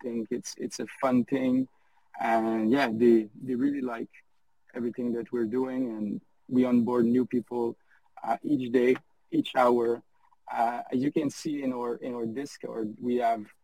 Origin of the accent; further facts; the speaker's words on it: France; English is a second language; my first language is not English. So I'm French